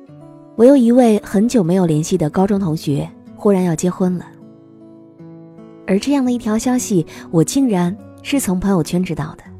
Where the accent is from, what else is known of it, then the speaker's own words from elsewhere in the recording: Henan, China; now in Guangzhou, China; 但是电话号码，我从河南来到广州之后，始终都只有一个。